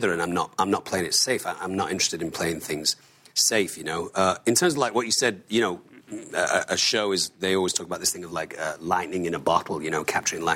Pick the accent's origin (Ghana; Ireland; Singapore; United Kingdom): United Kingdom; Manchester, North West England; I'm from Manchester